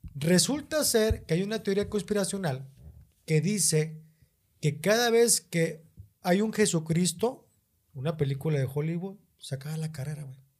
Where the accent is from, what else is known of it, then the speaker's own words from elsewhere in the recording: Mexico; vengo de México